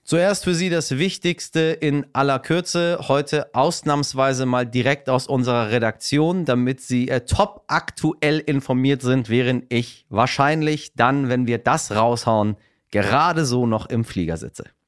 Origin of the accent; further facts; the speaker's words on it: Iran; now in Germany; im Iran, ja, in meinem Heimatland